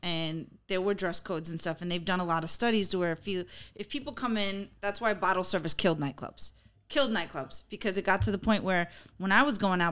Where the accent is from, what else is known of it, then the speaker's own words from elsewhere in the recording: New York, United States; growing up in New York